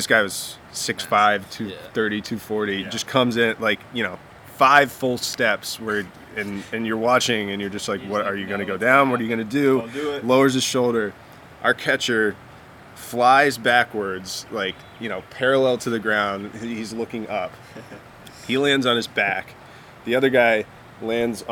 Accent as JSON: {"language": "English", "town": "Richmond", "region": "Virginia", "country": "United States", "tie": "born or raised there", "said": "Richmond, my hometown"}